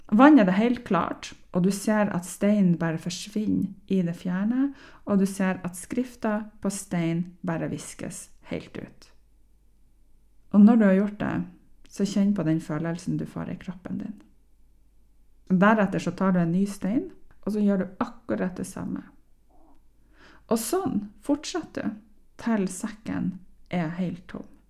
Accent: Northern Norway, Norway; Jeg er nordlending

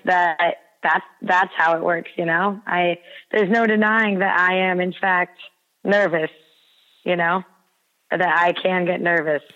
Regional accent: United States; We in America

